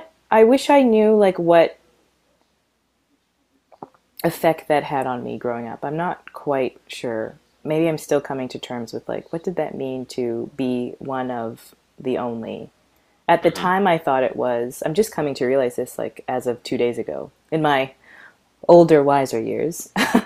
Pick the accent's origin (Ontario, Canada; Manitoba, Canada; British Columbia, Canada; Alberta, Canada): Alberta, Canada; Calgary; But growing up in Calgary was I don't, oh gosh, it's so hard to, I don't even know how to put it into words.